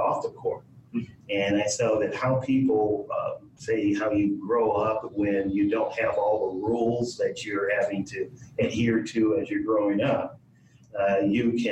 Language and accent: English; Los Angeles, California, United States; also born or lived in Oregon; I grew up in South Central Los Angeles